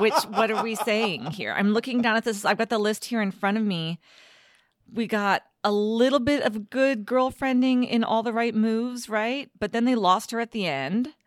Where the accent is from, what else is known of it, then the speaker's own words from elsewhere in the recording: United States; my American high school education